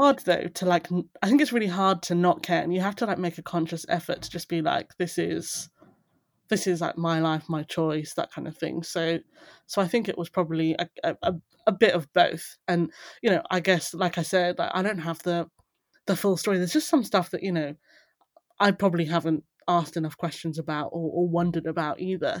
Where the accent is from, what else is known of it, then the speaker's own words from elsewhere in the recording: Buckinghamshire, South East England, United Kingdom; also born or lived in Darlington; now in London, United Kingdom; I grew up in the Buckinghamshire countryside, so very rural